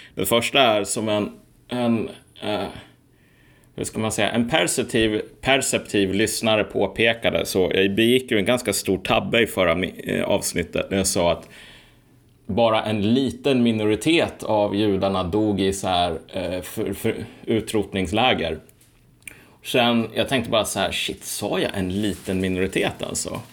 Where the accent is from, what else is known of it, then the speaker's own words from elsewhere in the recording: Sweden; Jag är ju född i Sverige